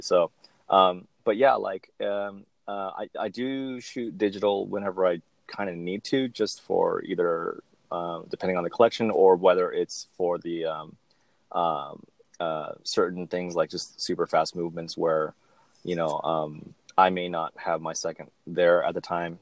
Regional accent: Southern California, United States; I'm from SoCal

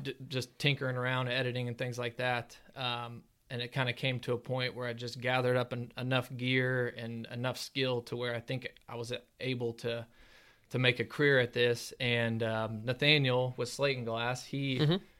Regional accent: Ozark, Missouri, United States; I'm from Ozark here, just south of Springfield

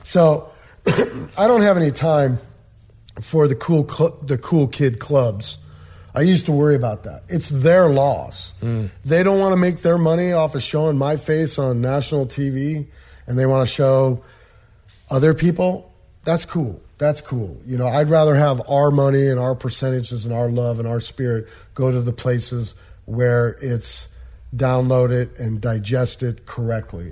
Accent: Des Moines, Iowa, United States; I was born and raised in Des Moines, Iowa. I still currently reside there

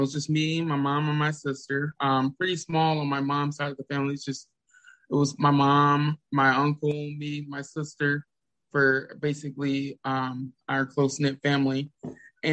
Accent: the South, United States; I was raised in the South

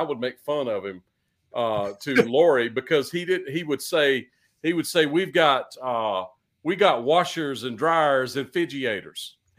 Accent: Eastern North Carolina, United States; moved away; I came from Eastern North Carolina

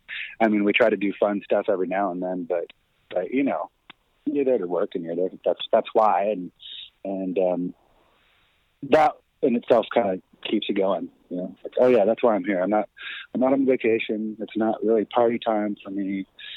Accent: Aberdeen, Washington, United States; I did. In Aberdeen, Washington.

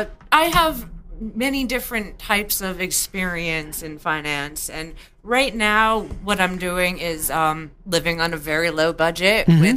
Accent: Western Massachusetts, United States; now in Northampton, United States; I've lived mostly in Western Mass my whole life. I'm a Western Mass girl.

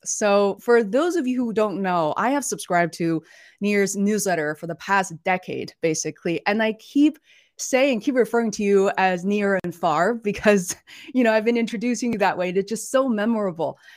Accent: Beijing, China; moved away; we're originally from Beijing.

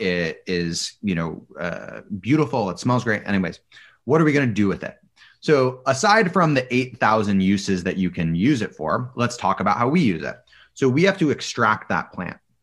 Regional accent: Boulder, Colorado, United States; I grew up in Boulder, Colorado.

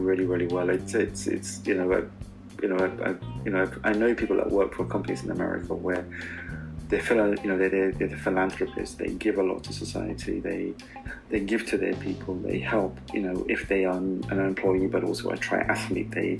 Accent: Karachi, Sindh, Pakistan; I grew up in Karachi with my mom's brother

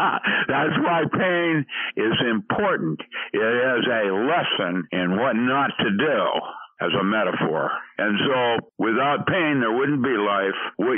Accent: Philippines; And that's why I grew up in the Philippines and went to Buddhist missionary schools when I was four.

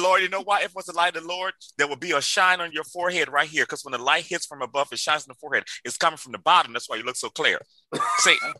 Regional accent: Liberia; moved away; I grew up in Liberia, West Africa, the first independent country in on African continent

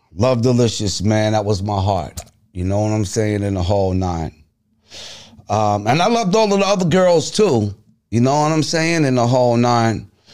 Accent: Freeport, New York, United States; I'm from Freeport, New York, Long Island

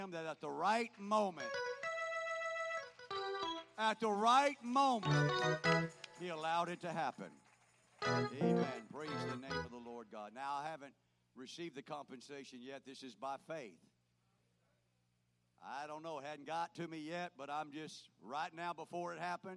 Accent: Florida, United States; moved away; where we grew up in Florida

